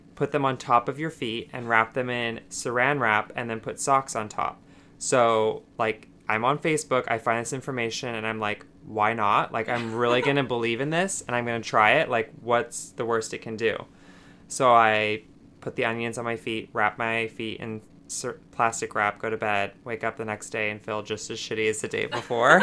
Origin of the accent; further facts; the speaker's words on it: Utah, United States; moved away as an adult; now in New York City, United States; I was born and raised in Utah, and then moved to New York City four years ago.